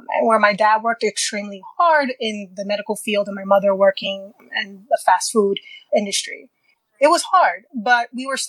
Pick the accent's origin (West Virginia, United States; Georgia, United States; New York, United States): New York, United States; New York City; I grew up in Queens, New York